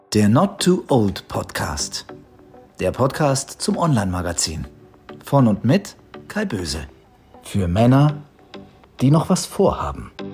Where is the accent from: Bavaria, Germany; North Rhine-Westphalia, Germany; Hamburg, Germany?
Hamburg, Germany; als Hamburgerin